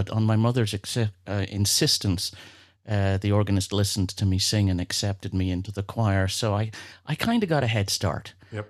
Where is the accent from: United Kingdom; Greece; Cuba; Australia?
United Kingdom; Belfast, Northern Ireland; accent: blended; now in United States; Well, I'm originally from Belfast in Northern Ireland, so I have a bit of a blended accent, having lived in the United States for 30 odd years now.